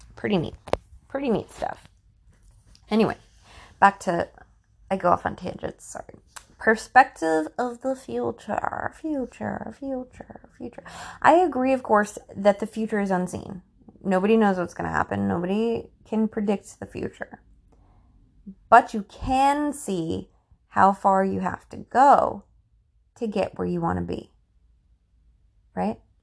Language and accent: English; United States; as an American, I am an American